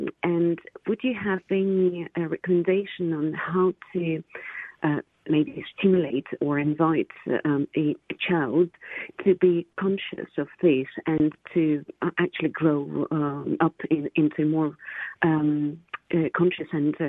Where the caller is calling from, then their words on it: London, United Kingdom; I'm calling from London.